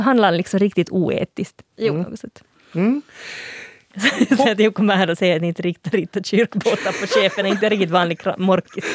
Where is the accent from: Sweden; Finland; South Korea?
Finland; som finlandssvensk språkvetare